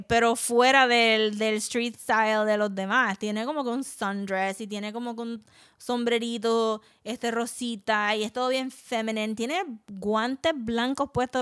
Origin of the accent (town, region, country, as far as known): Puerto Rico